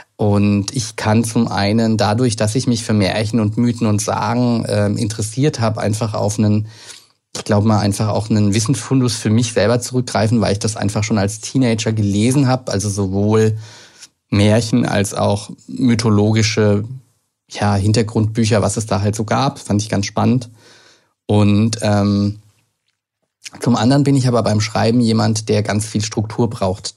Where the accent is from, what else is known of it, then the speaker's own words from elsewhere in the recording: Lower Franconia, Bavaria, Germany; moved away as an adult; now in Berlin, Germany; ich bin ja aus Unterfranken, äh, aus wirklich einem kleinen Ort